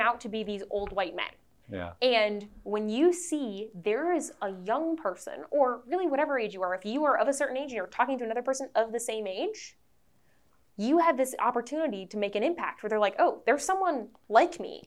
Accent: Wisconsin, United States; I'm from Wisconsin.

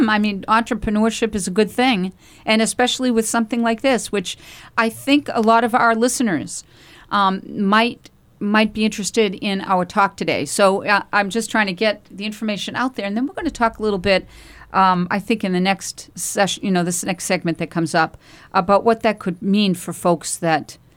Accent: Andover, Massachusetts, United States; Oh my gosh, I grew up in Andover, Massachusetts.

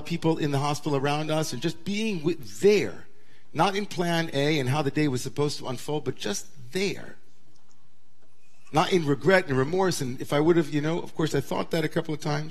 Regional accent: Great Neck, New York, United States; growing up in Great Neck, Long Island

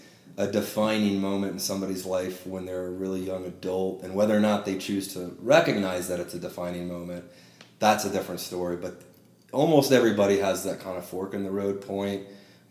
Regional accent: Modesto, California, United States; I'm from the Central Valley in California, from a small kind of half-town city called Modesto

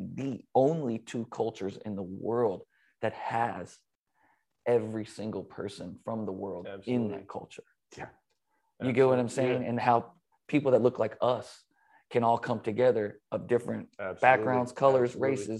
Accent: Los Angeles, California, United States; growing up

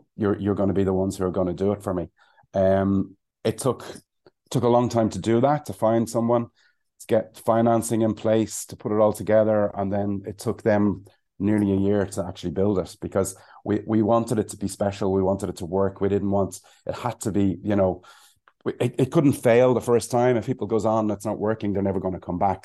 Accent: Ireland; also born or lived in London / Cayman Islands; we're Irish

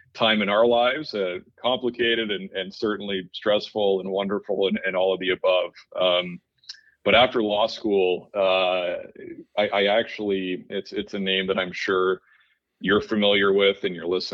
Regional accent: Toronto, Ontario, Canada; I grew up in Toronto, Canada, and, you know, really like most good Canadian boys, took to hockey right away.

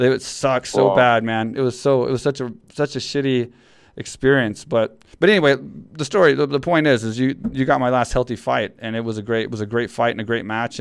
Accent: Texas, United States; Texas, which is my hometown

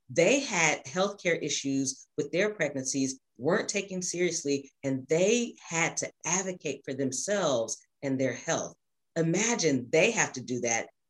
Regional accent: Louisville, Kentucky, United States; also born or lived in Knoxville, Tennessee; I was born and raised in Louisville

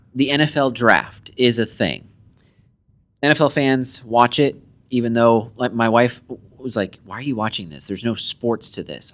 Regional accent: United States; as American soccer fans, football fans

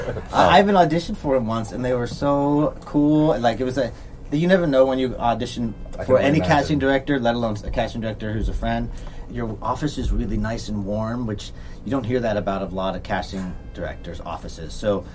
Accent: San Diego, California, United States; we're all from San Diego.

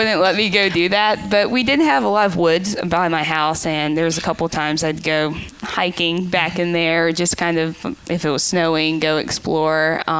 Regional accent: Hickory, North Carolina, United States; moved away as an adult; I have a Lincolnton address, but I typically say I'm from Hickory. It's kind of a little bit bigger, and it's weird with counties, but I'm in Catawba County, which is where Hickory is, not Lincoln County, where Lincolnton is

